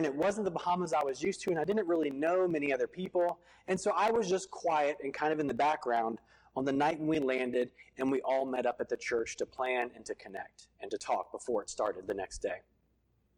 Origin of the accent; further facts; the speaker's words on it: Virginia Beach, Virginia, United States; moved away; I grew up in Virginia Beach right next door, and I went to college in Norfolk at Old Dominion.